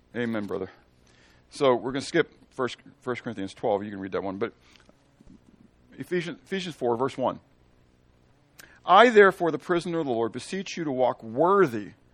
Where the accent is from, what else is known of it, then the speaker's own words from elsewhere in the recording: Missouri, United States; I'm from Missouri, the show me state